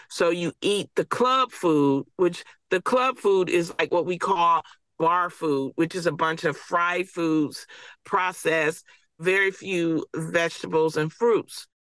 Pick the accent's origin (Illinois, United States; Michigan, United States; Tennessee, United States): Michigan, United States; Detroit; I grew up in Detroit